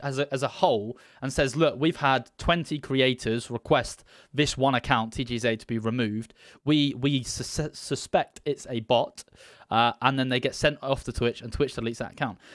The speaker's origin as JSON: {"language": "English", "country": "United Kingdom", "said": "I'm a British"}